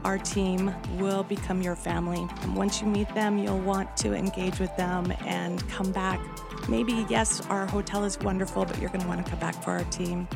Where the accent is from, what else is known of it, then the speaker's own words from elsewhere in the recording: Flagstaff, Arizona, United States; also born or lived in Salt Lake City; I grew up here in Flagstaff. I actually graduated from Coconino, so I am pretty much a local.